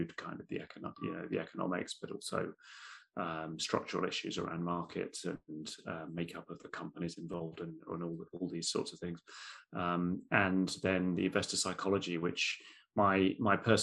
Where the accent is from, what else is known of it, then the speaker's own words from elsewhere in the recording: United Kingdom; as a Brit